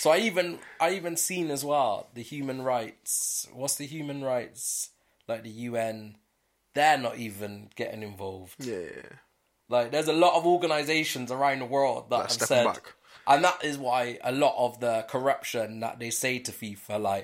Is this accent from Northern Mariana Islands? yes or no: no; United Kingdom; see us as British